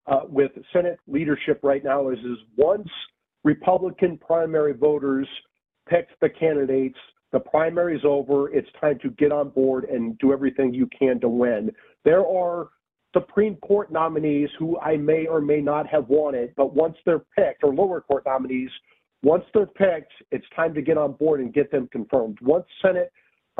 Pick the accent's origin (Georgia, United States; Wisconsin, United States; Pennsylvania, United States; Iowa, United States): Iowa, United States; my home state of Iowa